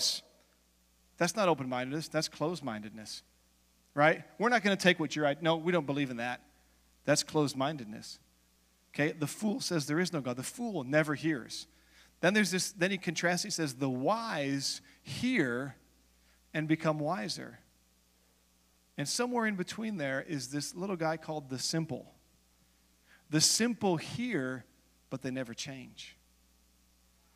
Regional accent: United States; also born or lived in Los Angeles; I'm American

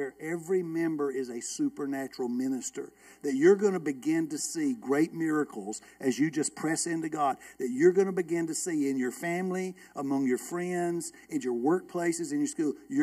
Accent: Villa Rica, Georgia, United States; I'm from Villa Rica

